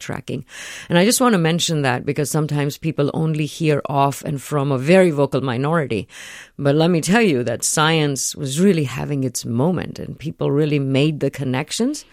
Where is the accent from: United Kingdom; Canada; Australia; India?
India; moved away; I grew up in India